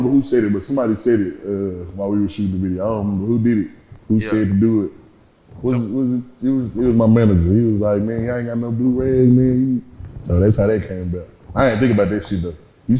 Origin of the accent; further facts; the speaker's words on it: Dallas, Texas, United States; I done been, you know, so many other places. That's why I'm from Dallas. You know what I'm saying? Because I done stayed in Wynwood Garden. I done stayed everywhere.